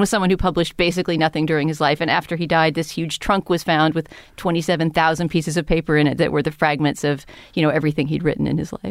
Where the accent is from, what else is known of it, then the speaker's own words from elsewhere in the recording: San Antonio, Texas, United States; moved away; where I grew up in San Antonio, Texas